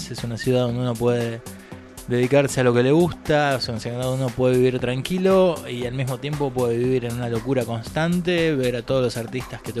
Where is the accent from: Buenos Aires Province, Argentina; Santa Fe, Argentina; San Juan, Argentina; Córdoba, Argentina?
Córdoba, Argentina; now in Buenos Aires, Argentina; yo que vine de Córdoba, en ese momento estaba estudiando en Córdoba, me vine para acá a Buenos Aires